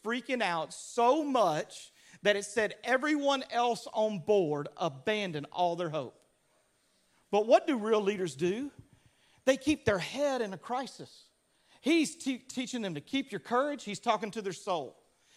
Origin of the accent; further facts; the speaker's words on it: Louisiana, United States; I grew up in Louisiana